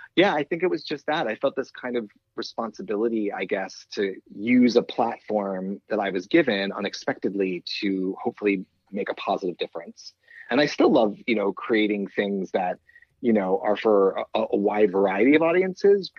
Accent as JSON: {"language": "English", "region": "East Coast", "country": "United States", "tie": "born or raised there", "said": "I grew up on the East Coast"}